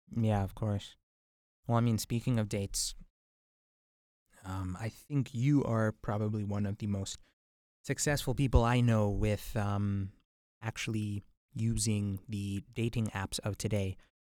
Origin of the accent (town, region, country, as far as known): White Rock, British Columbia, Canada; born or raised there